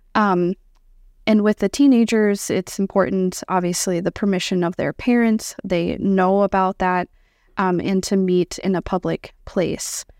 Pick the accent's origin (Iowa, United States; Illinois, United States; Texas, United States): Iowa, United States; moved away as an adult; now in Sioux Falls, United States; born and raised in Iowa